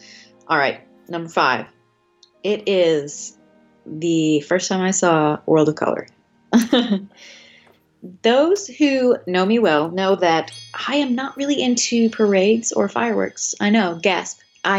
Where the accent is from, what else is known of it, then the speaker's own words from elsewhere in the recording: Tennessee, United States; We're from Tennessee